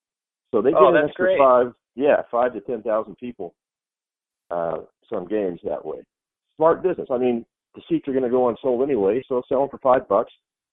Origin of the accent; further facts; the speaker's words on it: Phoenix, Arizona, United States; I remember growing up in Phoenix